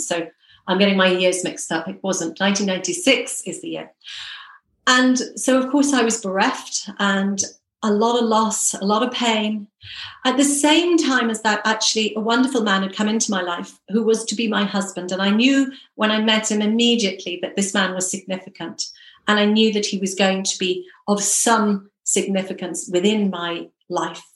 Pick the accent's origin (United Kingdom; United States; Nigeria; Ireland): Ireland; Ireland, my home country